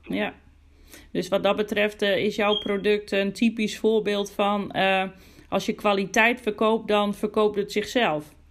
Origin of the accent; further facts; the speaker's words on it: Groningen, Netherlands; ik kom zelf uit Groningen, woon in Groningen